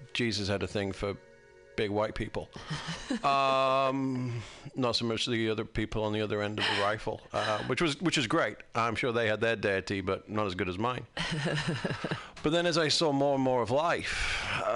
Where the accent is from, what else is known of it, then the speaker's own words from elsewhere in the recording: United Kingdom; I'm British